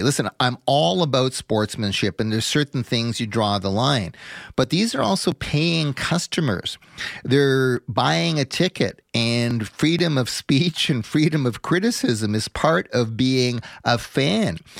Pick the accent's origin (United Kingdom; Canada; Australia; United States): Canada; being a Canadian